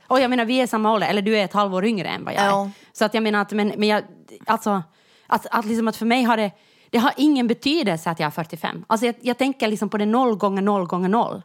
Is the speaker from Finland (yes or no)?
yes; Jakobstad, Ostrobothnia, Finland; moved away; när jag växte upp i Jakobstad